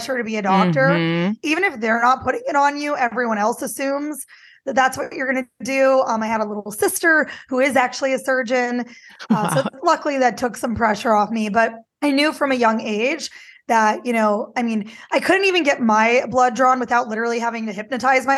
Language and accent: English; Midwest, United States; I grew up in the Midwest too